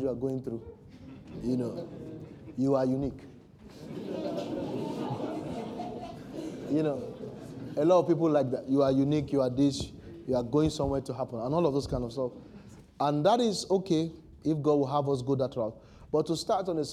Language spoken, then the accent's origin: English; Nigeria; as a Nigerian